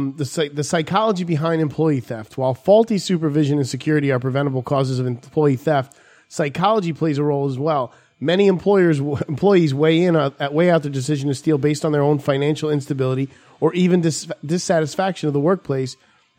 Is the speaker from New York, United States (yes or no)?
yes; New York, United States; I was like from New York coming into New Jersey.